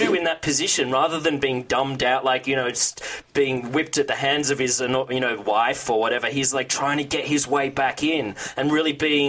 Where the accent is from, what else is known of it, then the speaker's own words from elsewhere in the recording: Australia; I'm from Australia.